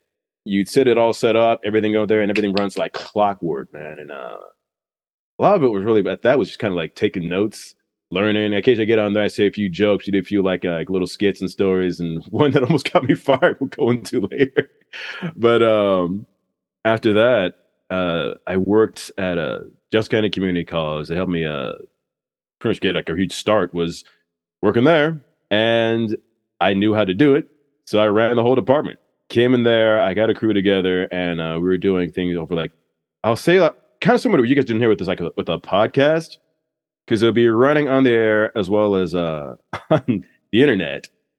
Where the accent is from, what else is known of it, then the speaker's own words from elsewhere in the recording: Kansas City, Missouri, United States; also born or lived in Annapolis, Maryland; I was born in Annapolis, Maryland. Okay. Right near the base. My dad was on the USSR when I was born. He's a lieutenant commander. And after that, we traveled a lot. And when I was like 6 to 30, I lived in Kansas City.